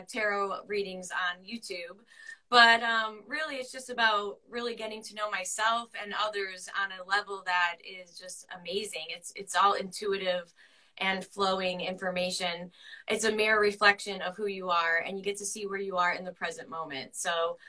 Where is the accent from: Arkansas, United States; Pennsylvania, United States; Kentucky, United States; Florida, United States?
Pennsylvania, United States; the area I'm from. We're from Pennsylvania